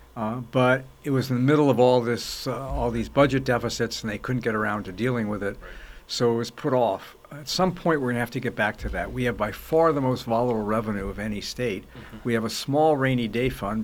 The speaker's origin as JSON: {"language": "English", "town": "Los Angeles", "region": "California", "country": "United States", "tie": "born or raised there", "also_born_or_lived": "New York", "said": "I was born in New York. My parents moved to Los Angeles when I was five"}